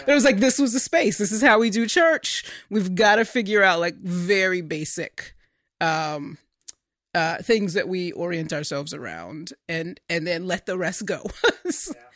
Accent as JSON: {"language": "English", "region": "North Carolina", "country": "United States", "tie": "born or raised there", "moved": "yes", "lives_now": "Washington, D.C., United States", "said": "the churches that I grew up in, in North Carolina, predominantly black churches"}